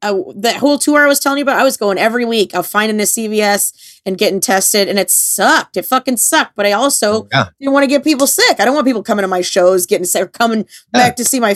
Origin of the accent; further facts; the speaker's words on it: Florida, United States; I'm originally from Florida